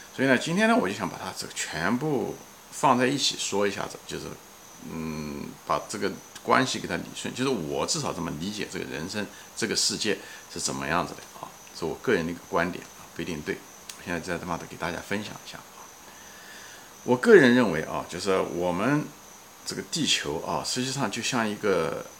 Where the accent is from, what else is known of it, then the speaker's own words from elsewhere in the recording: China; 我们中文人，特别是中文人